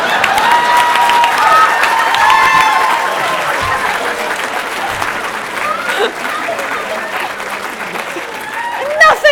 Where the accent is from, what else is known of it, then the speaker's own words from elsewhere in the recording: Glasgow, Scotland, United Kingdom; moved away; also born or lived in Los Angeles; we're both from Glasgow